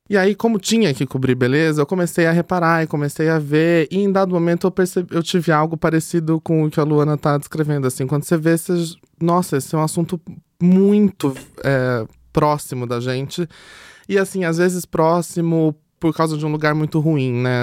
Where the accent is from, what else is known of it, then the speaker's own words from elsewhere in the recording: Itapetininga, São Paulo, Brazil; sou do interior, de Tapetininga